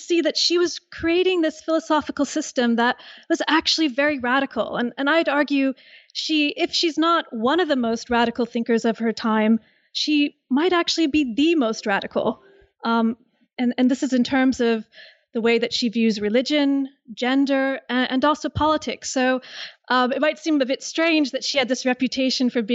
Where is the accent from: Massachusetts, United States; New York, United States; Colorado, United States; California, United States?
California, United States; now in Liverpool, United Kingdom; I'm originally from California